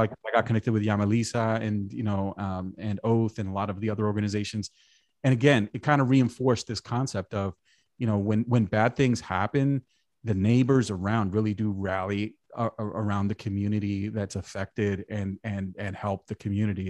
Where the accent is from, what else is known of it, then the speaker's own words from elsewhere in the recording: New York City, New York, United States; I grew up in New York, like I said, went to high school in Brooklyn